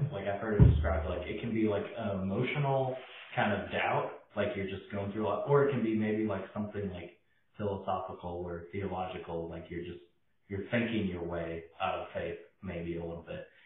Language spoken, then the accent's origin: English; Oshkosh, Wisconsin, United States; moved away as an adult; also born or lived in Memphis, Tennessee; growing up in Wisconsin